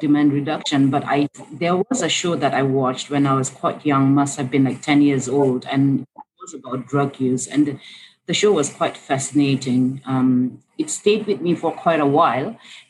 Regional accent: Bhutan; In Bhutan.

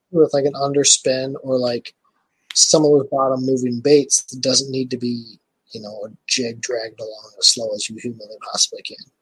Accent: Michigan, United States; I am from Michigan. So I live in Michigan.

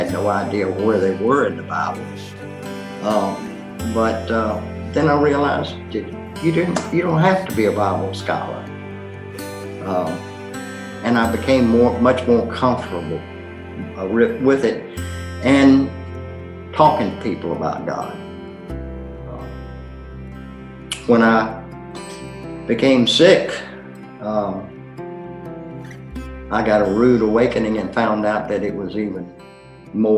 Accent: Hampton, Virginia, United States; moved away as an adult; also born or lived in Lynchburg, Virginia; I was born and raised in Hampton

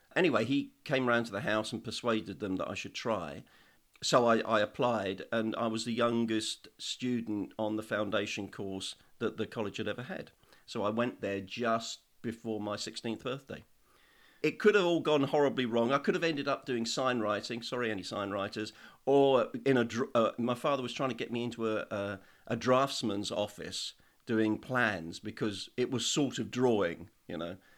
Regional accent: Woking, South East England, United Kingdom; now in Isle of Skye, United Kingdom; I was born in Woking in Surrey.

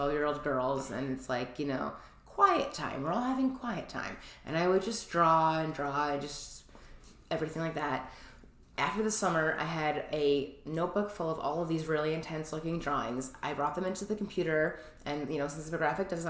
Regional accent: New Rochelle, New York, United States; also born or lived in Oneonta, New York; I'm from New York, from Westchester. I went to New Rochelle High School

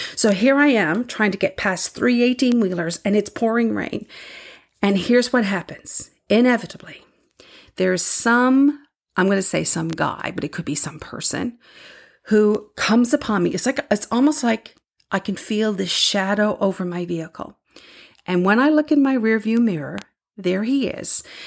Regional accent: Newfoundland and Labrador, Canada; moved away; I'm from Newfoundland

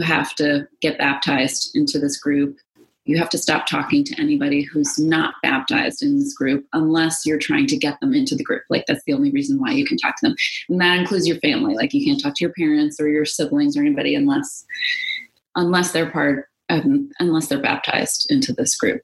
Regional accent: New York City, New York, United States; moved away as an adult; also born or lived in Los Angeles; I'm a New Yorker

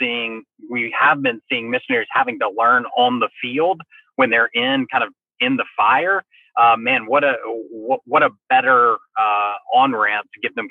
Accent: South Carolina, United States; I grew up in South Carolina

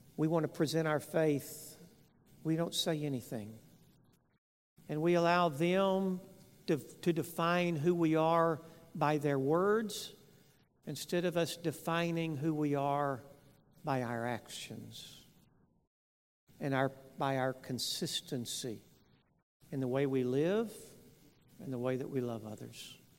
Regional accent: West Texas, United States; I grew up in West Texas

